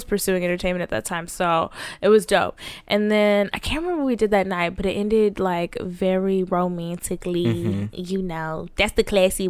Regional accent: Dallas, Texas, United States; now in Los Angeles, United States; I'm a bird from Dallas.

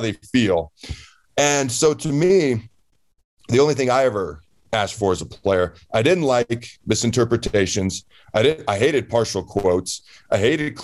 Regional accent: Washington, United States; moved away; I grew up in the state of Washington

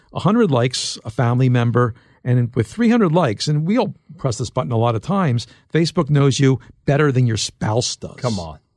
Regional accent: Philadelphia, Pennsylvania, United States; I'm from Philadelphia

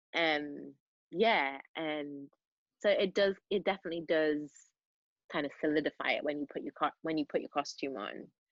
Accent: Manchester, North West England, United Kingdom; accent: Mancunian; it's difficult to switch between Mancunian and South Side of Chicago

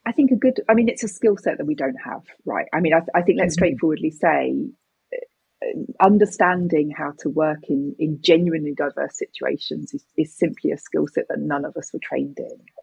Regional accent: United Kingdom; me as a British person

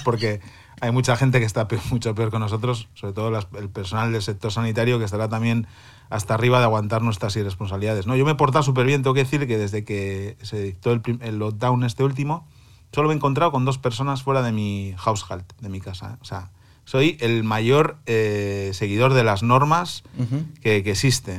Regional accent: Santoña, Cantabria, Spain; moved away as an adult; now in Berlin, Germany; mi pueblo, en Santoña

